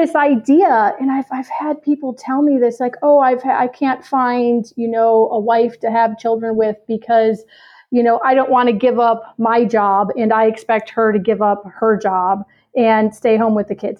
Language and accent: English; Chicago, Illinois, United States; I'm from Chicago